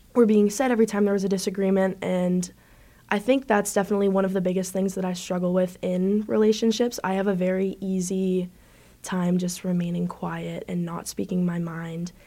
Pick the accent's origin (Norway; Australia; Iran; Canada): Canada; moved away as an adult; also born or lived in Buffalo; I'm actually from Canada.